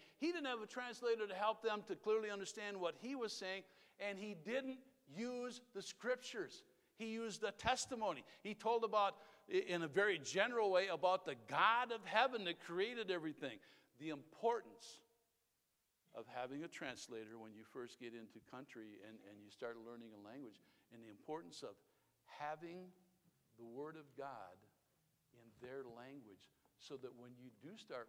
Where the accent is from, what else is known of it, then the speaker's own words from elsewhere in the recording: Wisconsin, United States; I'm from Wisconsin.